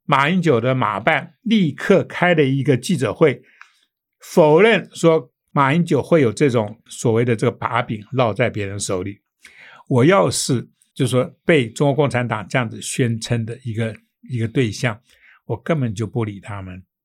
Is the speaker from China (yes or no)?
no; Taiwan; 我们台湾人